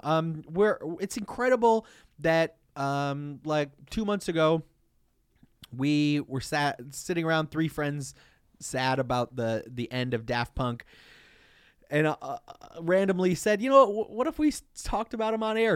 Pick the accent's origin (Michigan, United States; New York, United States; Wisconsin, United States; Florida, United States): Michigan, United States; Detroit; we have always been and always will be from Detroit, Michigan